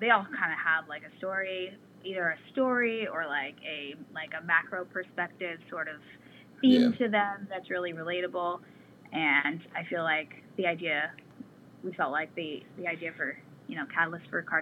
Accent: Des Moines, Iowa, United States; moved away as an adult; also born or lived in Baltimore area, Maryland; now in Maryland, United States; The first year I moved here, I'm from Des Moines, Iowa, and first year I moved here

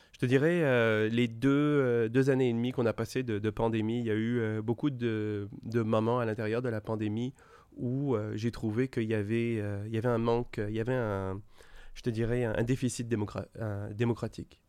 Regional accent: France; first language French; also born or lived in Quebec, Canada; now in Montreal, Canada; je suis né en France et je me suis jamais senti français. J'habite depuis 25 ans au Québec et je suis un Québécois

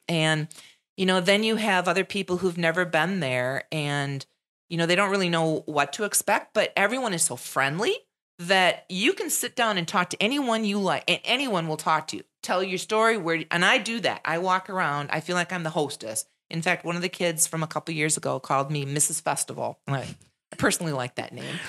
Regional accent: Wisconsin Rapids, Wisconsin, United States; people from Wisconsin Rapids don't recognize the beauty in our own backyard

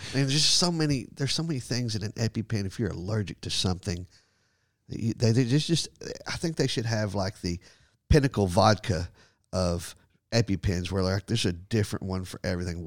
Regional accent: Texas, United States; growing up in Texas

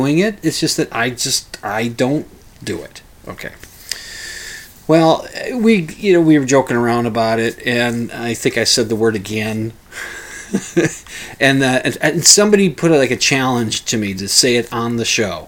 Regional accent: Minnesota, United States; Catholic upbringing, being a Minnesotan

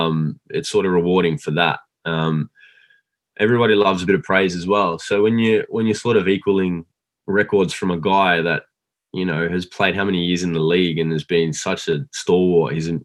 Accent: Australia; I was recruited from Australia.

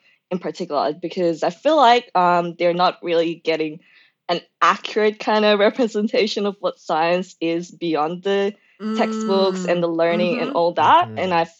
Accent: Victoria, Australia; because I know Kate came from WA and I came from Victoria

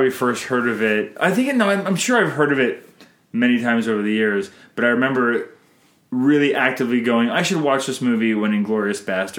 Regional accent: Canada

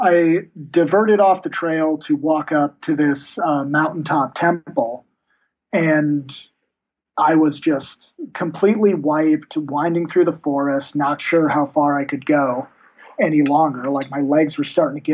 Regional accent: United States; being an American

